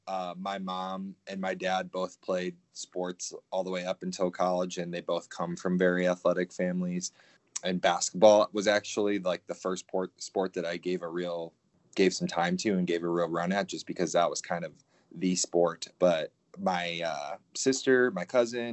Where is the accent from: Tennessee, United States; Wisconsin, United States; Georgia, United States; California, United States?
Wisconsin, United States; Portage; I grew up in a small town in Wisconsin, Portage. It's just north of Madison, Wisconsin.